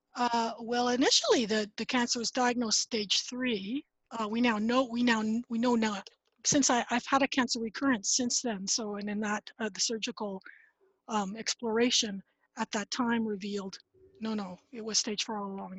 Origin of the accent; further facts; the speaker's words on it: Ottawa, Ontario, Canada; now in Nova Scotia, Canada; I grew up in Ottawa, Ontario, Canada